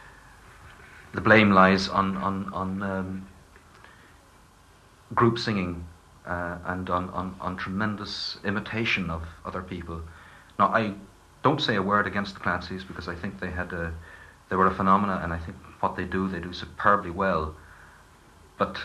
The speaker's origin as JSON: {"language": "English", "area": "East County Down", "region": "Northern Ireland", "country": "United Kingdom", "tie": "born or raised there", "said": "I grew up in East County Down, which is not a very nationally minded part of the country"}